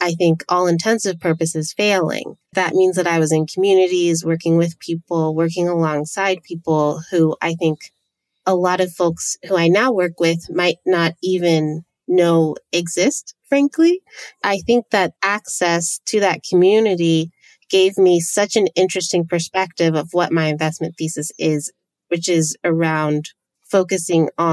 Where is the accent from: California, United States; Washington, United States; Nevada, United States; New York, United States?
California, United States; San Diego; I am from San Diego